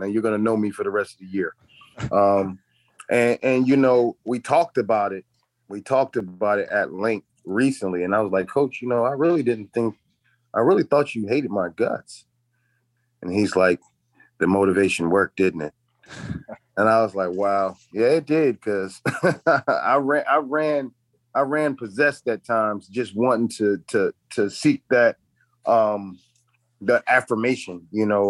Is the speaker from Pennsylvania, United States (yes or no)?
yes; Philadelphia, Pennsylvania, United States; now in Maryland, United States; I'm from Philadelphia. I always tell people Maryland, Philly raised me, but Maryland made me.